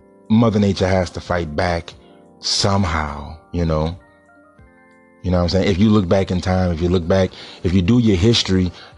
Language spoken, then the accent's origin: English; New Orleans, Louisiana, United States; I'm from New Orleans, for all y'all that's listening to me. I'm from New Orleans. I live in New Orleans